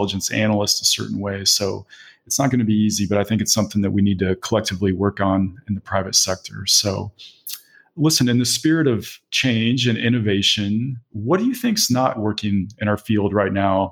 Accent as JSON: {"language": "English", "town": "Chicago", "region": "Illinois", "country": "United States", "said": "I'm from Chicago."}